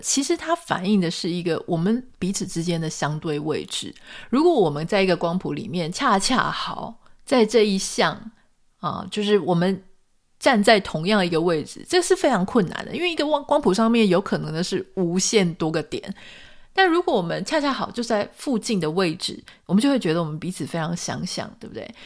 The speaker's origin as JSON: {"language": "Chinese", "country": "Taiwan", "said": "就算我们都是台湾人"}